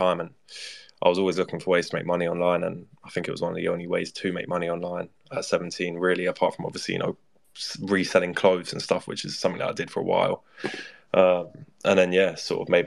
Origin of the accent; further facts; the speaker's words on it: London, United Kingdom; I'm 19 years old. I'm from London